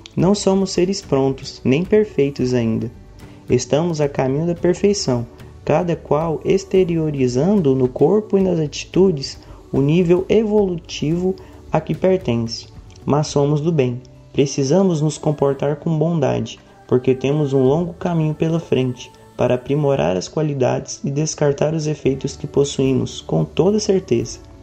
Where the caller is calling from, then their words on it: Goiânia, Goiás, Brazil; eu falo de Goiânia